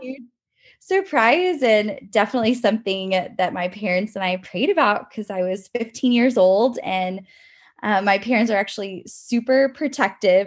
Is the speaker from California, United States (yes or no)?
no; College Station, Texas, United States; I grew up in College Station, Texas, and I currently live here as well